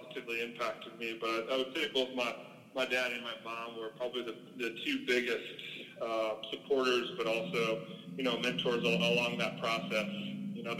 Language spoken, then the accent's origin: English; St. Louis, Missouri, United States; moved away; growing up in St. Louis, as everybody knows, St. Louis is a very big baseball city.